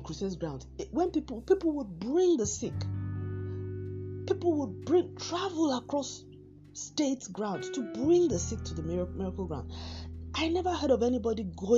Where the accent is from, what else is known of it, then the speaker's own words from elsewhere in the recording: Nigeria; I'm speaking from the Nigerian example